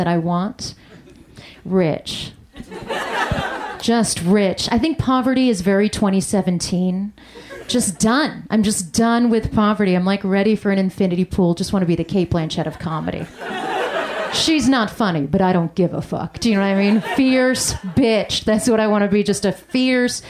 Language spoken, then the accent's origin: English; United States; I grew up in an America as a first-generation immigrant, child of immigrants